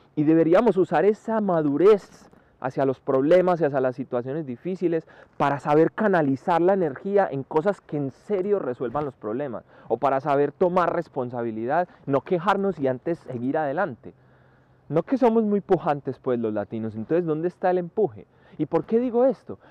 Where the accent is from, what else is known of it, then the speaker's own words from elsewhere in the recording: Colombia; now in Spain; los colombianos